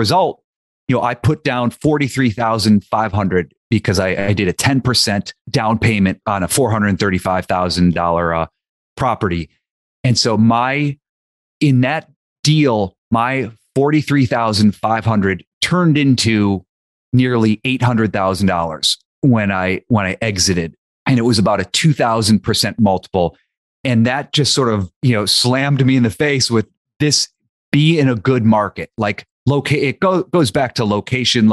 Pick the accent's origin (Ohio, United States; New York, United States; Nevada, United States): Ohio, United States; near Youngstown; moved away; I grew up near Youngstown, Ohio, and Youngstown, Ohio is where my dad grew up